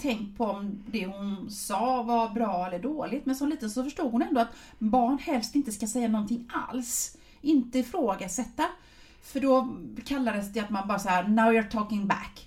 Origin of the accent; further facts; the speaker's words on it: Sweden; som svensk